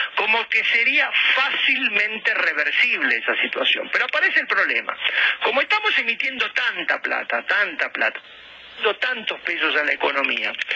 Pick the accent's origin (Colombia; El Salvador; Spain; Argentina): Argentina